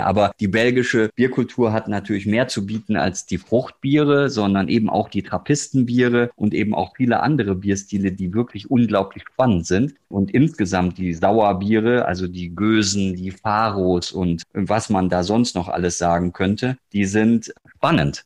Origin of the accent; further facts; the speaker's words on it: Ruhr area, North Rhine-Westphalia, Germany; moved away; komme ja, aus dem Ruhrgebiet